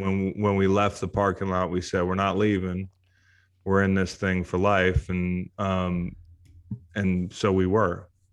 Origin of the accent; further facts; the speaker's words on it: Charlottesville, Virginia, United States; to play college football in my hometown